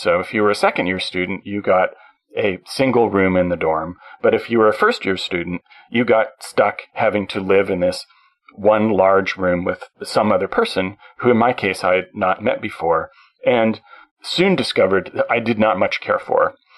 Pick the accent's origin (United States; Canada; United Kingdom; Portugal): Canada; I being a Canadian.